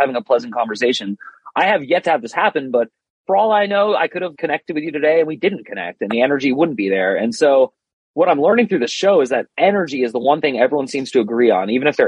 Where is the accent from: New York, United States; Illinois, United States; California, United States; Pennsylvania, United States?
California, United States; Berkeley; now in Arizona, United States; I live in Arizona. COVID doesn't exist here. I should just say that on the podcast. I'm from Berkeley, San Francisco.